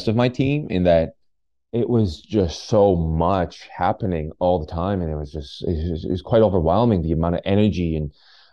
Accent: Canada; a lot of other immigrant friends and family that I grew up with in Canada

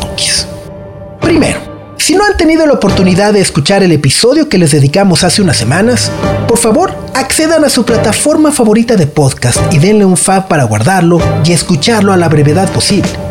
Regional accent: Mexico; nosotros como mexicanos

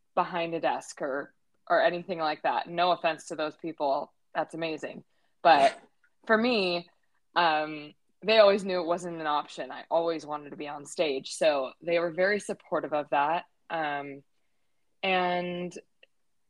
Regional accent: Redwood City, California, United States; I was born and raised in Redwood City, California, around the Bay Area

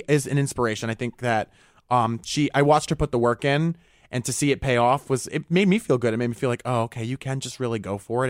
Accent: Rhode Island, United States; I'd consider like the way I grew up in Rhode Island comparatively to, you know, all the people I've met in my life so far, pretty nuclear, pretty basic.

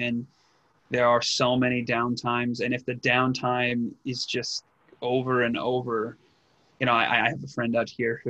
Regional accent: England, United Kingdom; accent: Northern English; This is my original accent as a Brit from Northern England.

